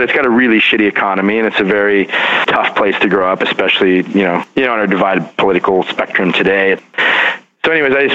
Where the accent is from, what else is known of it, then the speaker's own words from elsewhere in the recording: Lostine, Oregon, United States; also born or lived in Portland, Oregon / New York City; now in Philadelphia, United States; my hometown, rural Oregon, the general store in this little ghost town of Lostine